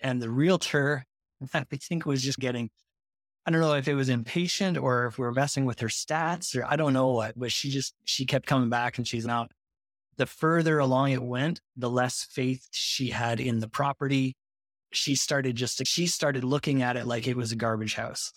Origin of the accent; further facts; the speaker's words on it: Montreal, Quebec, Canada; I live up in Montreal, Canada, but, uh, all my business is done in the U S, so I'm the Canadian note guy